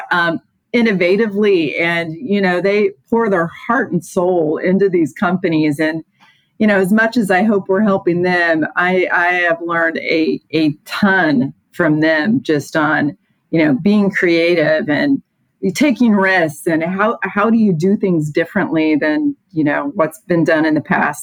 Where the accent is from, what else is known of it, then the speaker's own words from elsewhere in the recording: Indiana, United States; growing up in Indiana